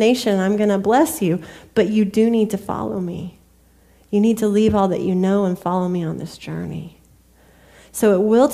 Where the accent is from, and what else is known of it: United States